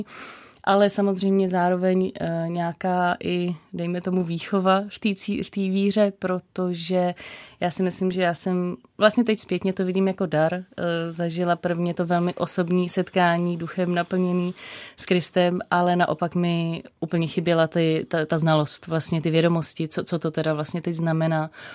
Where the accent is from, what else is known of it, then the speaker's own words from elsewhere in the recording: Prague, Czechia; jsem vyrostla v Praze